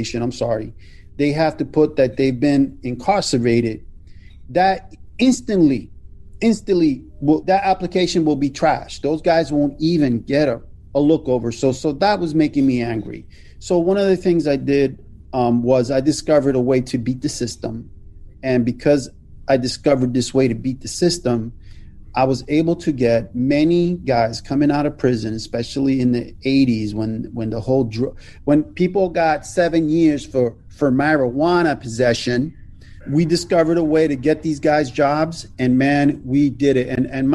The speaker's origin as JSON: {"language": "English", "town": "Philadelphia", "region": "Pennsylvania", "country": "United States", "tie": "born or raised there", "said": "Born and raised in Philadelphia"}